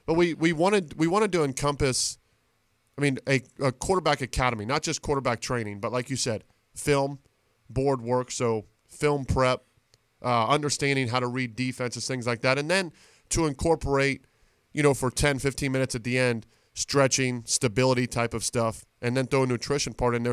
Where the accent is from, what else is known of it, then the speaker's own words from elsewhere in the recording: Reading, Ohio, United States; I'm from Reading High School